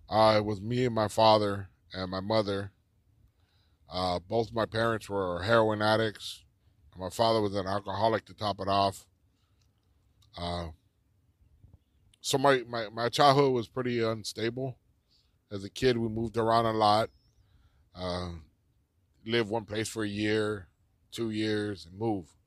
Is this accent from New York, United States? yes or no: no; Los Angeles, California, United States; I grew up here in East East Los Angeles. Um, the biggest part of my life has probably been in East Los Angeles.